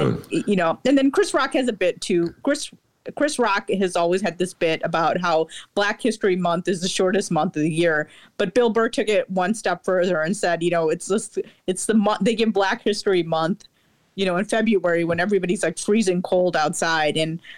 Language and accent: English; India; Like, because I'm Indian.